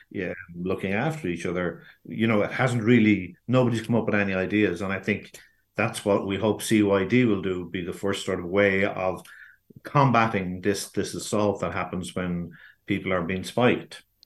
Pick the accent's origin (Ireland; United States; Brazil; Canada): Ireland; we are as an Irish nation